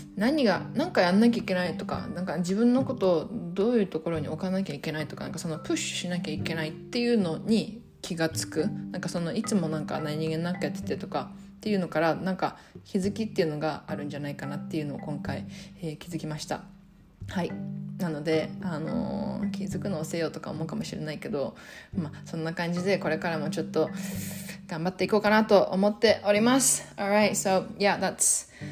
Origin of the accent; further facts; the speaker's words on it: Japan; 私はまあ日本で生まれ育って。で、まあ、日本人